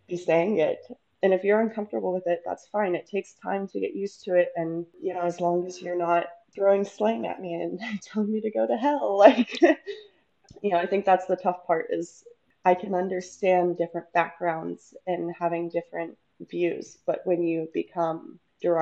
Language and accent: English; the South, United States; I'm from the South in the United States, and it's definitely a more narrow-minded area to be